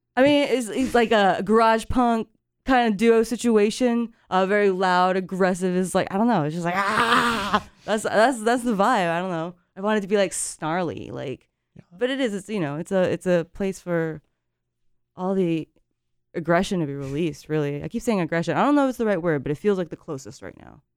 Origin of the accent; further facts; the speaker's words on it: Japan; moved away as an adult; now in Carrboro, United States; I grew up, like I said, I grew up in Japan. I moved here